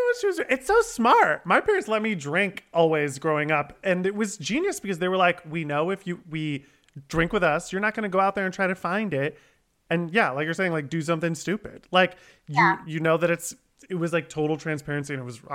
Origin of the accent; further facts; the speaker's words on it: Ohio, United States; I'm from Ohio